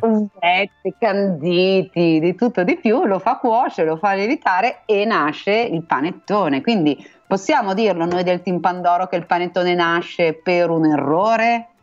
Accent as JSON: {"language": "Italian", "town": "Milan", "region": "Lombardy", "country": "Italy", "said": "son milanese"}